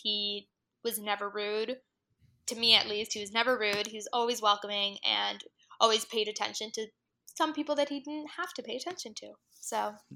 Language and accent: English; South Florida, United States; moved away as an adult; also born or lived in Miami / Washington, D.C.; being from a Hispanic family and obviously growing up in South Florida